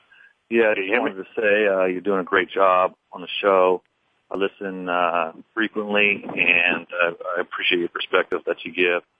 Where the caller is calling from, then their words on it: Santa Rosa, California, United States; I'm in Santa Rosa, California.